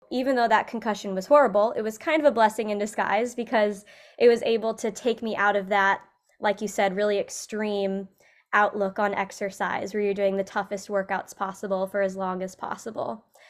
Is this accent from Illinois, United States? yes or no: yes; Illinois, United States; So like you said, I was raised in Central Illinois, and I was always into movement and sports as a kid.